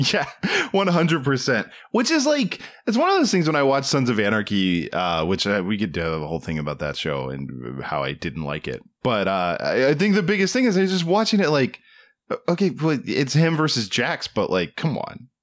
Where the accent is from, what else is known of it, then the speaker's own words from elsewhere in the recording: East Coast, United States; moved away; I am from the East Coast